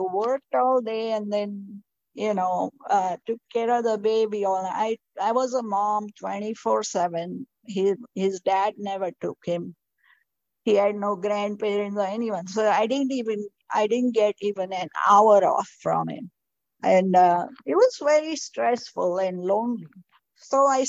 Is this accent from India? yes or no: yes; India; moved away as an adult; also born or lived in Florida / South Texas; now in United States; when I was raised in India